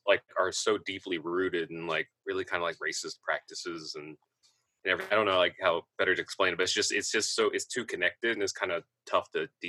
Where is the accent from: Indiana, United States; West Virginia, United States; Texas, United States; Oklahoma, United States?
Indiana, United States; I grew up in Indiana.